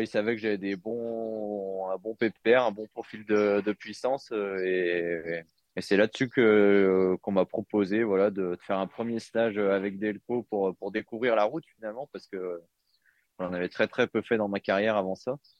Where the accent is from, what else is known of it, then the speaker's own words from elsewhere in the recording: Jura, Bourgogne-Franche-Comté, France; j'ai j'ai grandi dans le Jura